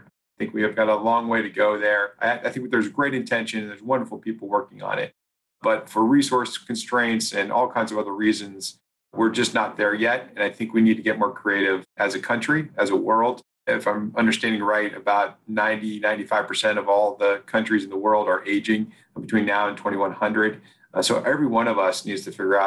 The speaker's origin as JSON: {"language": "English", "region": "Oregon", "country": "United States", "tie": "born or raised there", "said": "I grew up in Oregon, and we went back to Oregon"}